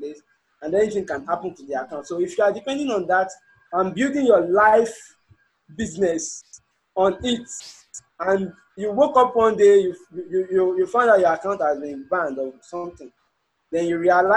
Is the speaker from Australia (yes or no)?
no; Nigeria; as a Nigerian